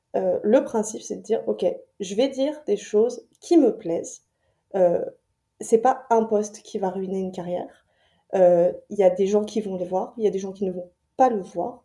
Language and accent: French; France; moved away as an adult; now in Montreal, Canada; moi je suis française expatriée à, Montréal depuis, euh, depuis 2020